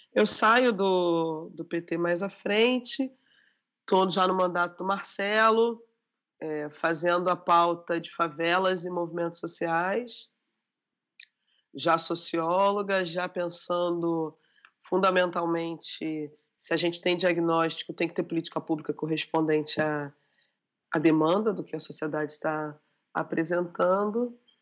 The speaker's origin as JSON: {"language": "Portuguese", "region": "Rio de Janeiro", "country": "Brazil", "said": "eu sou da Maré, a Maré no Rio de Janeiro é uma das grandes favelas, me reivindico enquanto favelada"}